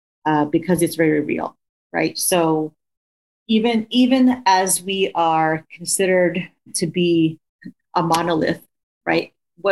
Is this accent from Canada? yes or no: no; United States; which is something that I identify with being Filipino American, you know, because I did grow up with understanding this hierarchy around color.